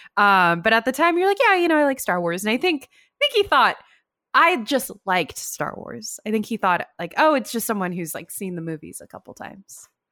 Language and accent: English; Davis, California, United States; I'm from Davis, and I have a P O box there still